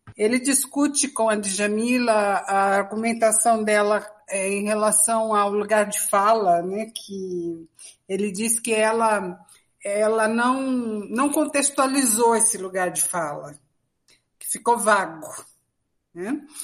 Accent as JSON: {"language": "Portuguese", "country": "Brazil", "said": "todos nós somos é, brasileiros"}